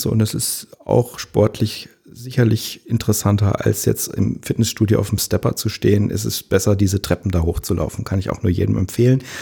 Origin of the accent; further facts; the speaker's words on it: Langenhain, Hesse, Germany; now in Marxheim, Germany; Ich bin in Langenhain aufgewachsen und groß geworden und ähm, bin dann später in die Kernstadt gezogen und wohne jetzt in Marxheim